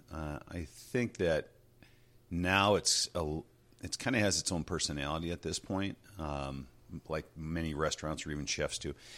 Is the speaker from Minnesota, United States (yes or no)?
yes; Two Harbors, Hermantown, Superior, Minnesota, United States; I was born in Two Harbors, um, spent some time there. That's where my family and extended family are. And then from there we moved into uh, Hermantown, which is a Duluth area, and then, um, over to Superior, Wisconsin for a while and graduated from high school over there.